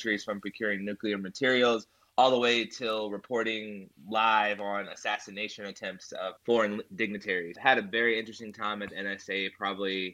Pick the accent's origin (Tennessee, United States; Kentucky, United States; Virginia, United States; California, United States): Kentucky, United States; I'm actually from Kentucky as well